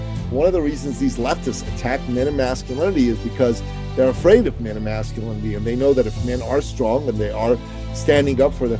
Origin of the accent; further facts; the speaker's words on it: Iran; moved away; in my home country of Iran